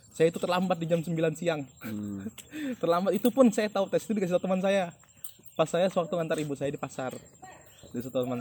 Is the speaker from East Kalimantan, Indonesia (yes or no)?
yes; East Kalimantan, Indonesia; alhamdulillahnya saya orang Kalimantan Timur dua orang yang lolos ke Bekasi